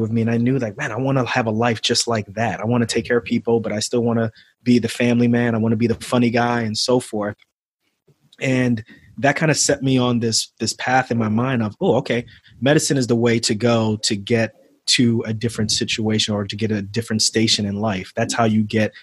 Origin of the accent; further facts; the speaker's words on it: New York City, New York, United States; moved away; also born or lived in New Jersey; I grew up in Queens when I was younger. I grew up in Queens, not too far from Shea Stadium